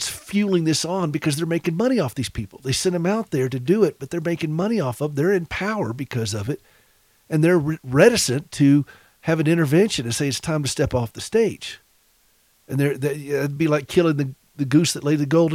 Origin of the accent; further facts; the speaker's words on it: South Carolina, United States; also born or lived in Nashville; now in Montana, United States; I'm from South Carolina